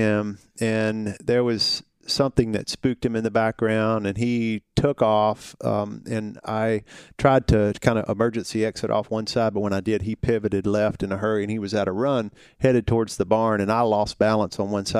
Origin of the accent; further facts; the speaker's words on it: Hohenwald, Tennessee, United States; So I'm a Tennessee guy. I grew up in a little small town about an hour and a half south of here. It borders Columbia.